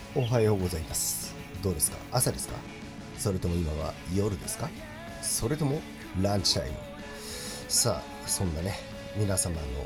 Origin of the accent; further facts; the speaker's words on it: Chiba, Japan; ちなみに私千葉県出身なんですけども